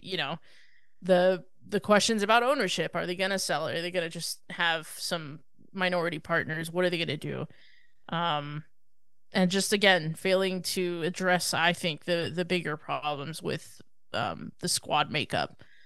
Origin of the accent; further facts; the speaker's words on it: United States; as an American